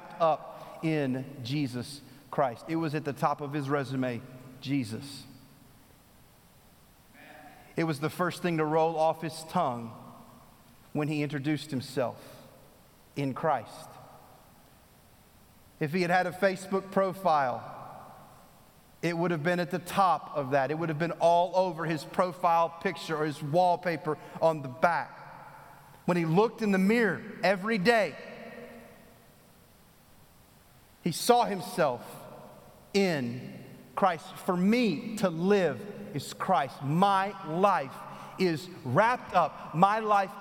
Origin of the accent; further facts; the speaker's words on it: Texas, United States; now in North Carolina, United States; I'm from Texas